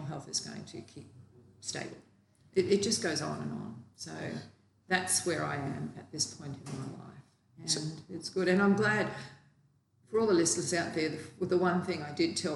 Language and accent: English; Australia; also born or lived in New South Wales; I'm from Australia